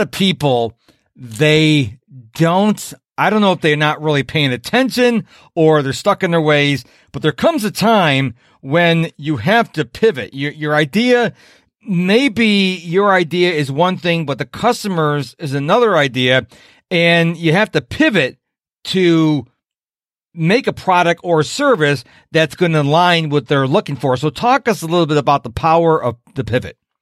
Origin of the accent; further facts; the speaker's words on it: Rochester, New York, United States; moved away as an adult; now in Houston, United States; I'm from Rochester, New York originally